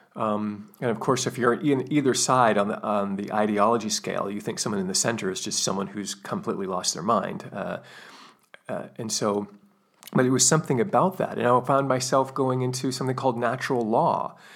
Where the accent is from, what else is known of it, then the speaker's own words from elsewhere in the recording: United States; I'm from the United States